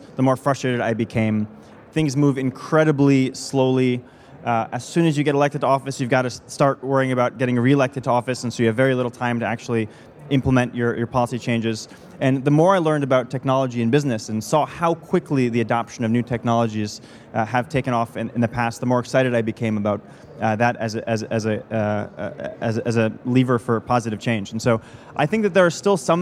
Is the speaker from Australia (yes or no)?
no; United States; my home country, the United States